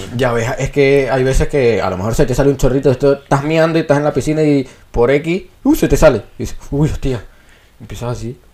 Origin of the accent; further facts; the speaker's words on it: Venezuela; accent: Venezuelan; now in Spain; palabras españolas, que es lo que más hacemos nosotros, con el acento venezolano.